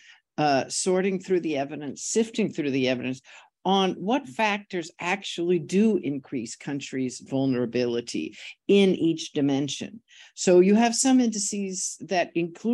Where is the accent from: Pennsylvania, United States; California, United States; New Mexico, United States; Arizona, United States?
California, United States; San Francisco; I'm from San Francisco